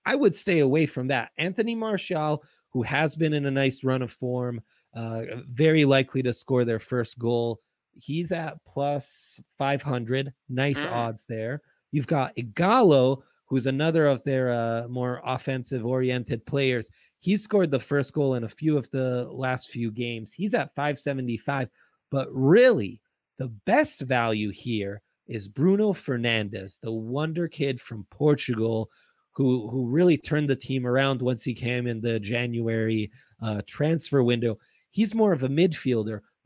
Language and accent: English; Italy; moved away; I grew up in Italy.